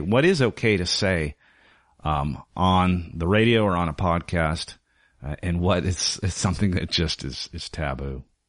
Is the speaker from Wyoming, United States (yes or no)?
yes; Wyoming, United States; moved away as an adult; also born or lived in Southern California; now in Portland, United States; I was raised in, uh, Southern California, spent my formative years in Wyoming